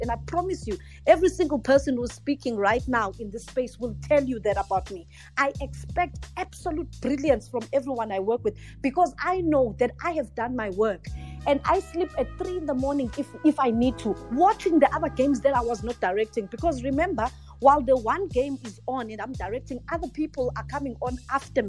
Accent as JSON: {"language": "English", "town": "Port Shepstone", "region": "KwaZulu-Natal", "country": "South Africa", "tie": "born or raised there", "moved": "yes", "lives_now": "Johannesburg, South Africa", "said": "As a South African, this is like mind-blowing, because I'm a child from Port Shepstone, you know, where basically nothing ever happens in Port Shepstone"}